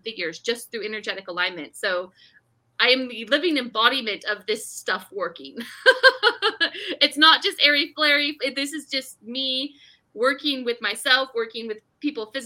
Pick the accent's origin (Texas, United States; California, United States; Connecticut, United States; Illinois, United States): California, United States; Bay Area; moved away; I'm from California originally. We lived in the Bay Area